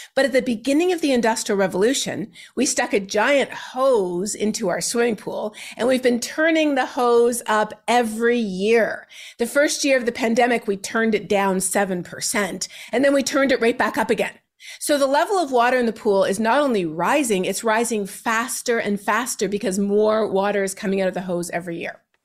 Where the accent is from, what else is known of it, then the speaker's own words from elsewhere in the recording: Canada; my home country of Canada